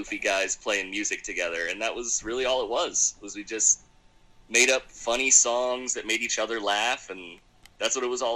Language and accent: English; Philadelphia, Pennsylvania, United States; also born or lived in Richmond, Virginia; now in Durham, United States; I moved here from Philadelphia, Pennsylvania, originally. It's where I grew up.